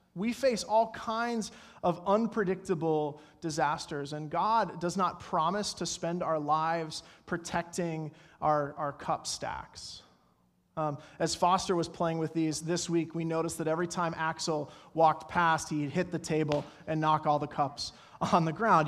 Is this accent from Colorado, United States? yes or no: yes; Colorado, United States; growing up in Colorado